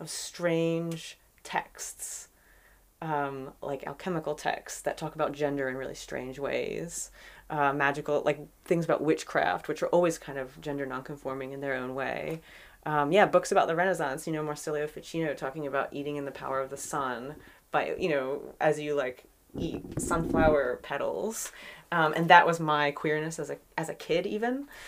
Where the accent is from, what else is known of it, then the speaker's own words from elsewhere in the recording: Philadelphia, Pennsylvania, United States; moved away; I'm from Philadelphia originally